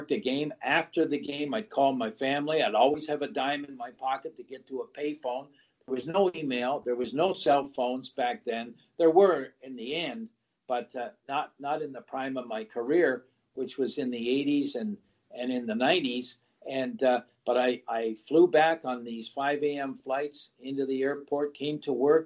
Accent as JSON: {"language": "English", "country": "Canada", "said": "being a Canadian"}